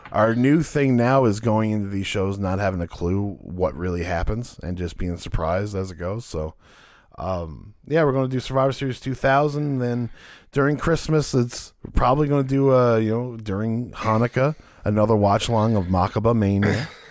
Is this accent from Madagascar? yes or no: no; Canada; being Canadian